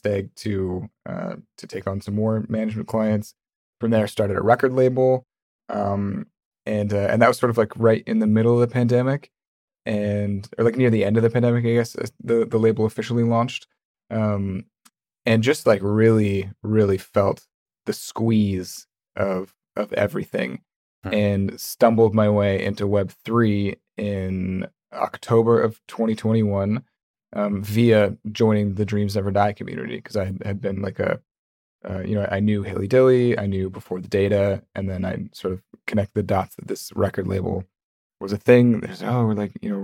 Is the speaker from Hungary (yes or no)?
no; Vancouver, British Columbia, Canada; I'm from Vancouver, Canada.